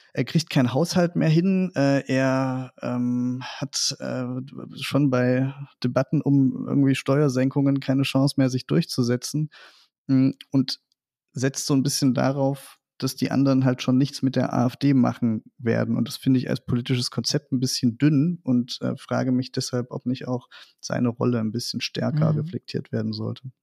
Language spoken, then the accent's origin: German; Meissen, Saxony, Germany; ich bin Sachse, ich äh, stamme aus der Nähe von Dresden, äh, aus Meißen